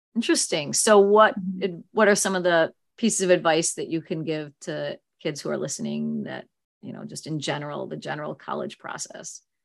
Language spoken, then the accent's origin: English; Chicago, Illinois, United States; I grew up right near Evergreen Park